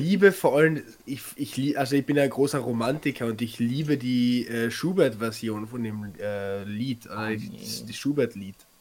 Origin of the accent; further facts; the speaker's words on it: Carinthia, Austria; bei uns in Kärnten